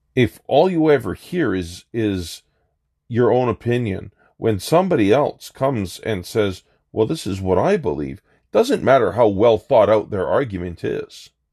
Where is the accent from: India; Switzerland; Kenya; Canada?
Canada; as a Canadian